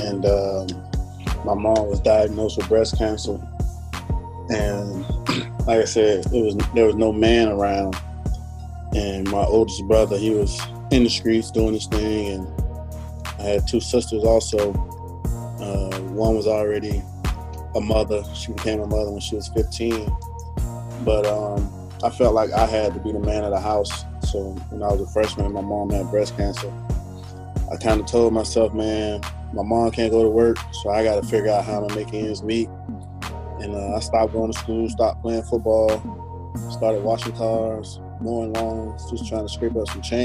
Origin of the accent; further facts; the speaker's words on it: Miami, Florida, United States; I'm from Miami, Miami, Florida